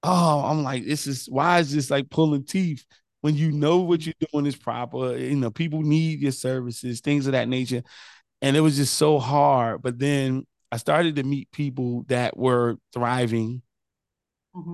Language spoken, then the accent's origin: English; New Jersey, United States; Oh no, it's just so funny because again, I'm a transplant. I came from New Jersey, went to Benedict.